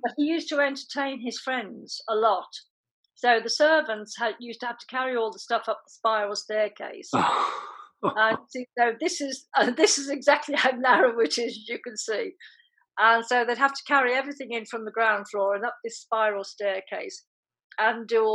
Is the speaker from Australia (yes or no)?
no; Birmingham, West Midlands, United Kingdom; also born or lived in Ireland; I came to Birmingham when I was 10, and very, very briefly, I was born in Ireland